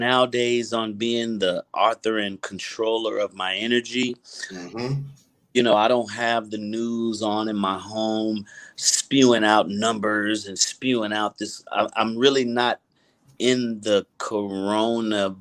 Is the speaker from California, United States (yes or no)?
yes; Pasadena, California, United States; I grew up in Pasadena.